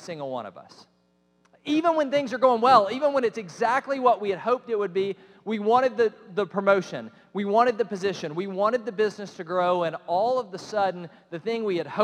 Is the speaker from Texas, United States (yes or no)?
no; Cobb County, Georgia, United States; I grew up in Cobb County, Georgia.